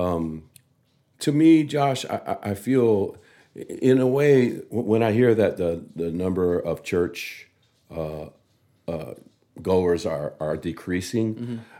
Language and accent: English; Samoa; growing up in Samoa